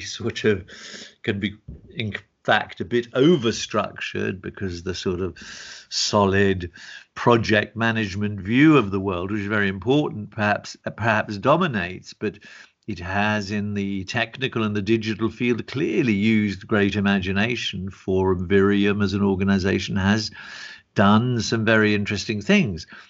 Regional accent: England, United Kingdom; moved away; also born or lived in Germany / Italy; I was born in England, lived in Germany, for nine years, studied also in Italy

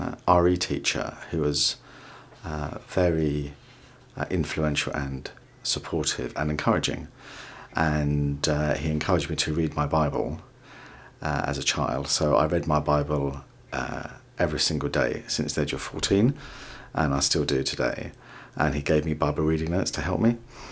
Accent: Surrey, South East England, United Kingdom; moved away as an adult; also born or lived in London; now in Watford, United Kingdom; I was born in London. My dad is Indian and my mum is Greek. And I was brought up in Surrey and now live in Watford, St Albans area.

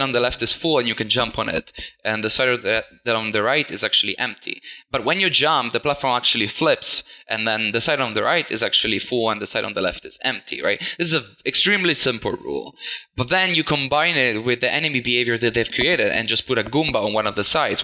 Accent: Italy; moved away as an adult; also born or lived in Netherlands; I'm actually from Italy, but I've mm-hmm. moved to the Netherlands uh, four to five years ago

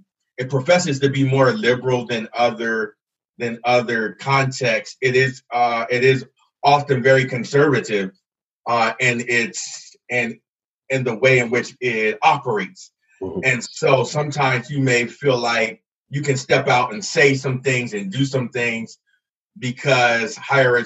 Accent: Camden, New Jersey, United States; moved away as an adult; also born or lived in Alabama; now in Idaho, United States; I'm originally from Camden, New Jersey. So I'm away from home

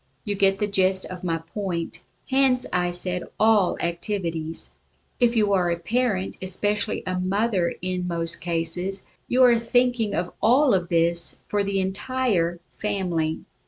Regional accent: South Africa; also born or lived in Sioux Falls, United States; I was born in Sioux Falls, South Dakota in the United States and raised in South Africa.

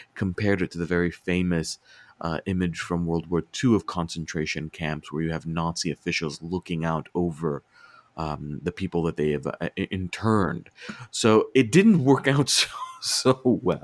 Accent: Virginia, United States; I'm from Virginia.

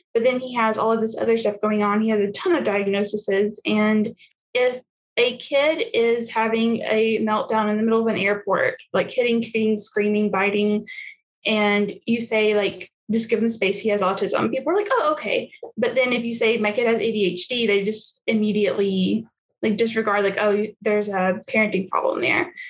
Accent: the South, United States; moved away; I was raised in the South

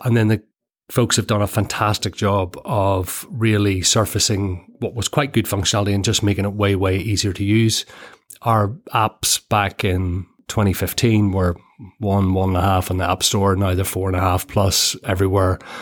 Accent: Ireland; Born and bred in Ireland

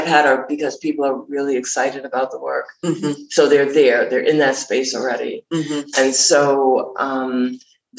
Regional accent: New York, United States; moved away as an adult; I'm from New York

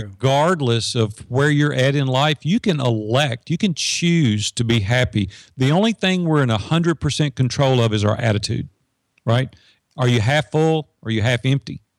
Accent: Madison, Tennessee, United States; it's just north of Nashville in Madison, Tennessee, which is, you know, ten minutes from downtown Nashville.

